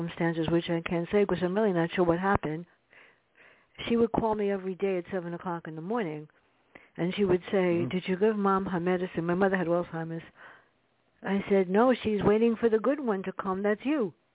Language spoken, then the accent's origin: English; New York City, New York, United States; growing up in the South Bronx